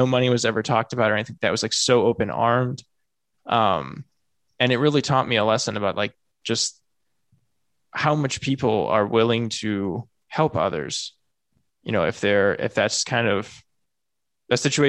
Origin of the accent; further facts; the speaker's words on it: Midwest, United States; also born or lived in San Diego, California; Like, I'm from the Midwest. I live in the Midwest.